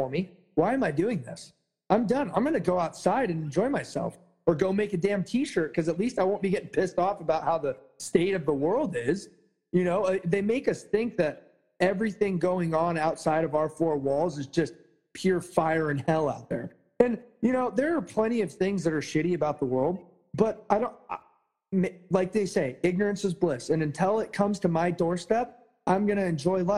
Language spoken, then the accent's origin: English; United States; I, as an American